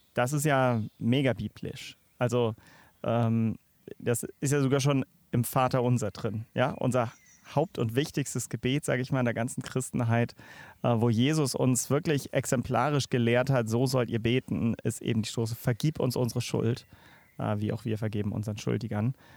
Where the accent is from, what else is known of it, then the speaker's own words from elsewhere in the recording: Northern Germany, Germany; moved away; bin sogar als Norddeutscher